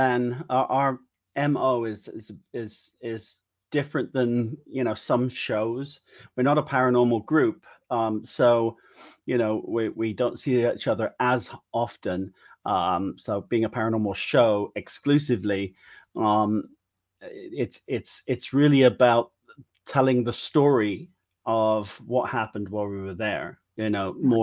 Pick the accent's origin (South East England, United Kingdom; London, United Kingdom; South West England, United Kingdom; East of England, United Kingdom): South West England, United Kingdom; Wiltshire; where are you from? And I'm like, Wiltshire